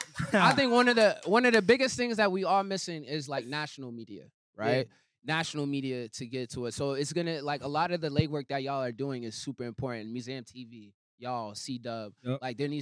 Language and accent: English; Boston, Massachusetts, United States; I'm from Roxbury.